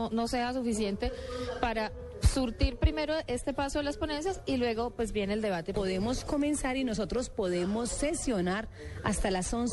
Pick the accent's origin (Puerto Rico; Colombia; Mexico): Colombia; Estoy empeñado como presidente de la República, pero sobre todo como colombiano, de dejar el gobierno cuando Colombia pueda decir tenemos paz.